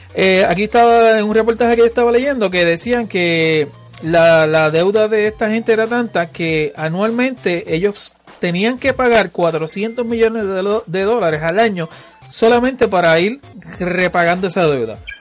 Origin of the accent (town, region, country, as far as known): Puerto Rico; born or raised there